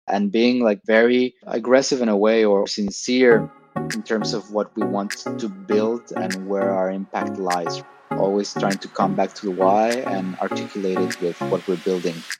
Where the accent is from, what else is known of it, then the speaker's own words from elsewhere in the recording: Tijuana, Baja California, Mexico; moved away as an adult; now in Lisbon, Portugal; Originally from Mexico. Okay. Born and raised in in TJ, uh, Tijuana, Baja California.